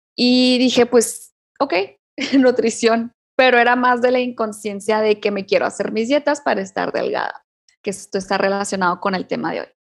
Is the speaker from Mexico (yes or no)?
yes; Chihuahua, Mexico; moved away as an adult; now in Cuauhtémoc, Mexico; yo vivo acá en Cuauhtémoc, Chihuahua, un poco más frío que, la capital de Chihuahua. Extraño, yo soy de Chihuahua